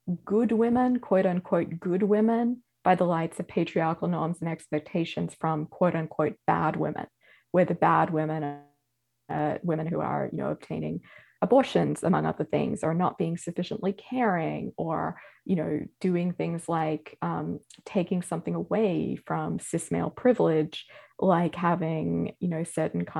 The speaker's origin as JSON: {"language": "English", "country": "Australia", "moved": "yes", "lives_now": "United States", "said": "as an Australian"}